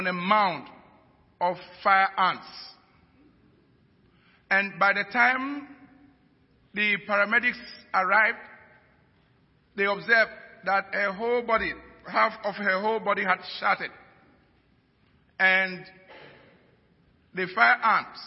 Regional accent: Ghana

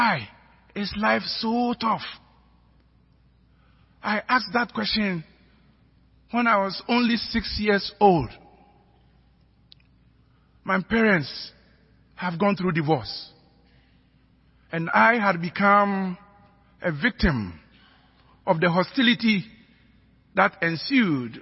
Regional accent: Ghana; accent: African

